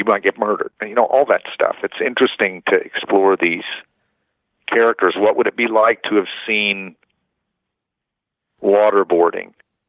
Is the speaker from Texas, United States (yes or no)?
no; Oklahoma, United States; But since I have this name, and I'm from Oklahoma, and I play these roles, I hear a lot of anti-Semitism because nobody fucking thinks I'm Jewish.